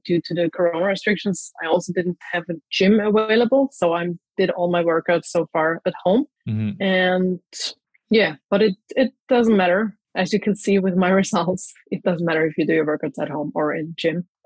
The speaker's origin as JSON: {"language": "English", "town": "Graz", "region": "Styria", "country": "Austria", "moved": "yes", "lives_now": "Zagreb, Croatia", "said": "I'm actually from Austria, from Graz, but currently I live in Zagreb in Croatia"}